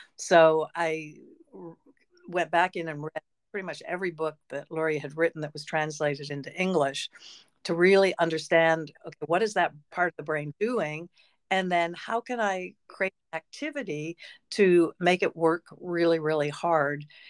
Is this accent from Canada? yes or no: yes; Peterborough, Ontario, Canada; also born or lived in Toronto; I was born in Toronto, which is a large city, but I grew up in Peterborough